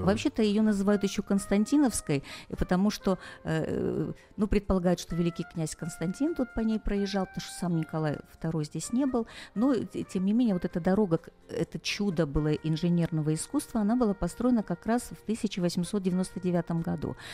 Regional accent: Sochi, Krasnodar Krai, Russia; я родилась в Сочи, и поэтому я его так люблю

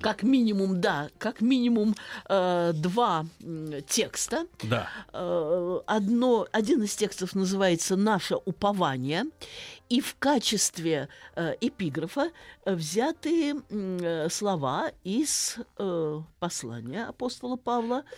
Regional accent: Saratov, Saratov Oblast, Russia; moved away; родилась и выросла в Саратове, напротив города Энгельса, бывшего Покровска.

